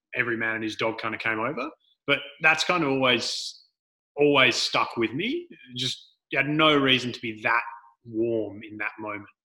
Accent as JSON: {"language": "English", "town": "Frankston", "region": "Victoria", "country": "Australia", "tie": "born or raised there", "said": "we were born and raised in Frankston"}